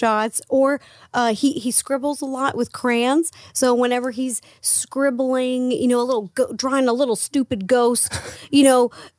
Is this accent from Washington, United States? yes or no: yes; Seattle, Washington, United States; moved away as an adult; now in Los Angeles, United States; I'm from Seattle. Born and raised Seattle. And then I moved here... was 15